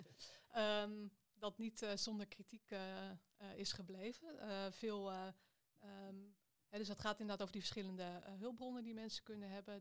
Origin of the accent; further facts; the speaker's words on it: Amstelveen, North Holland, Netherlands; also born or lived in Gouda; now in Amsterdam, Netherlands; Ik ben eh, geboren in Gouda, maar ik ben aan de basisschool eh, verhuisd naar Amstelveen.